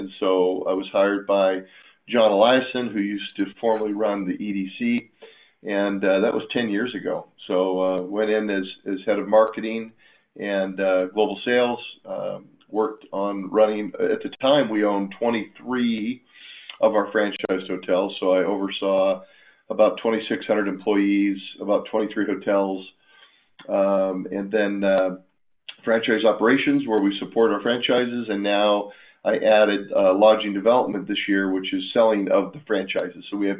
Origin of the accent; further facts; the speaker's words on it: Spokane, Washington, United States; also born or lived in Anaconda, Montana; I was born in Anaconda, Montana, and my father took a job at Gonzaga University, and I was moved to Spokane when I was one. So I'm basically a native.